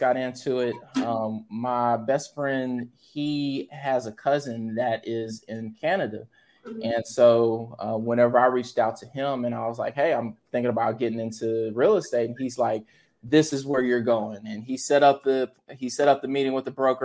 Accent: Dry Prong, Louisiana, United States; moved away as an adult; also born or lived in Los Angeles, California / Baton Rouge, Louisiana; now in Dallas, United States; When my parents retired, we moved to Louisiana, small town. It's called Dry Prong.

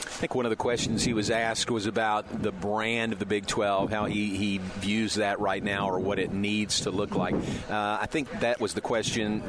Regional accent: Danville, Kentucky, United States; proud uh, product of Danville, Kentucky, my hometown

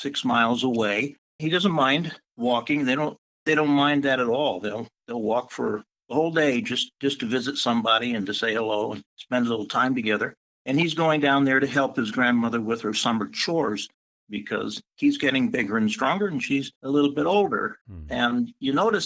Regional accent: United States; moved away; I was born on the Navajo reservation and raised there and grew up with Navajo children

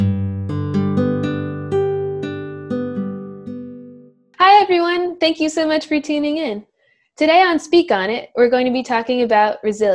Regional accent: New York, United States; I am 19 and from New York.

